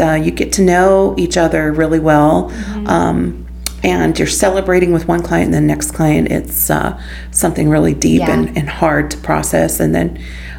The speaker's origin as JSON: {"language": "English", "town": "Los Angeles", "region": "California", "country": "United States", "said": "Los Angeles, California."}